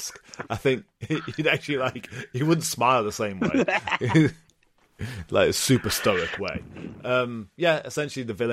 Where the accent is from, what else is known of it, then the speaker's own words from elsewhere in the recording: United Kingdom; I'm British